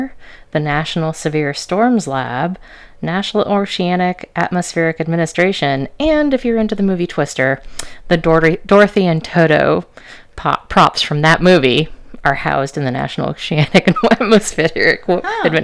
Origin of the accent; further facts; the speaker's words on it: Illinois, United States; we grew up in Illinois